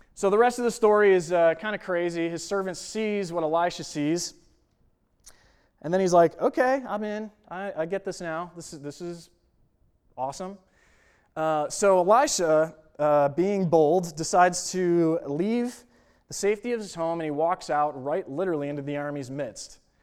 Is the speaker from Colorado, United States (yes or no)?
no; Buffalo, New York, United States; moved away as an adult; now in Kansas, United States; I grew up in Buffalo, New York, and moved out here to Kansas